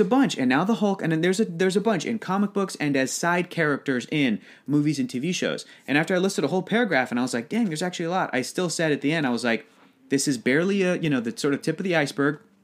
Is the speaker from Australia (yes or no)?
no; United States; as an American guy